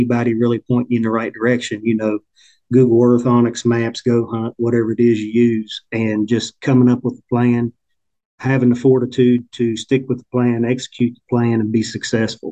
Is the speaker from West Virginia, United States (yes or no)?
yes; Hurricane, West Virginia, United States; I'm from Hurricane, West Virginia, which is just a little west of the capital city of Charleston.